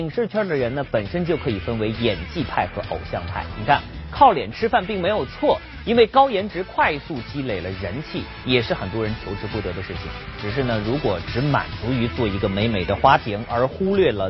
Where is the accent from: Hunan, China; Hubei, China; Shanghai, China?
Hunan, China; now in Beijing, China; 我也是游子，因为我是湖南人，呃，而且我父母现在也在湖南，呃，所以呢，在北京过了很多个中秋节